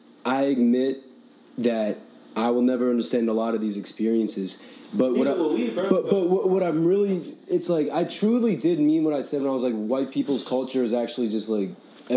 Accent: United States; We are American.

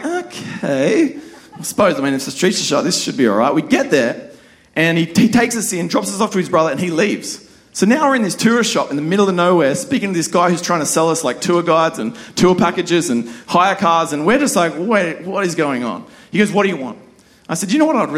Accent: Australia; accent: Aussie; my Aussie accent

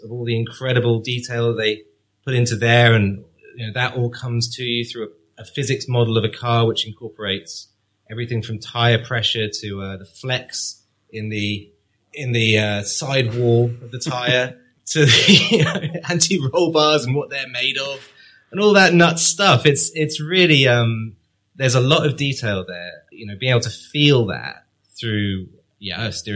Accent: Cambridge, East of England, United Kingdom; I was brought up in Cambridge

